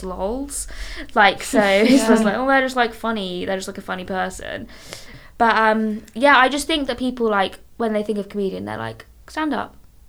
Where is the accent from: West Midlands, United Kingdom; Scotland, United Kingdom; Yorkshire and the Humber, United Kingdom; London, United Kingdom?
London, United Kingdom; Marylebone; In Marylebone. But there's literally no chicken shops in central London.